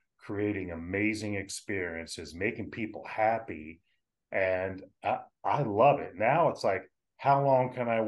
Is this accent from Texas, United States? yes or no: no; Willingboro, New Jersey, United States; also born or lived in West Virginia; Dad moved the family over from West Virginia to Willingboro, New Jersey, where I grew up